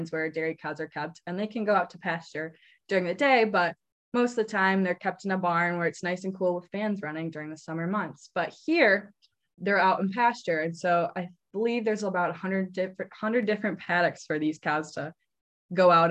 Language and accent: English; Eastman, Wisconsin, United States; moved away as an adult; also born or lived in Iowa / New Zealand; I'm originally from Eastman, Wisconsin, where I grew up on a small registered dairy farm